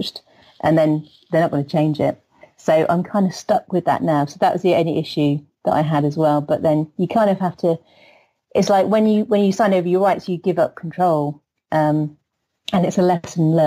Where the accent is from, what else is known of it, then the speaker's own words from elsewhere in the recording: England, United Kingdom; I'm the English one